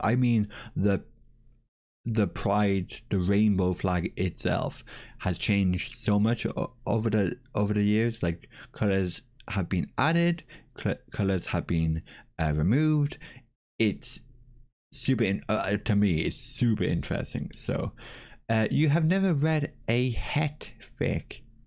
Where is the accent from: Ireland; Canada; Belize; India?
Ireland; As an Irish person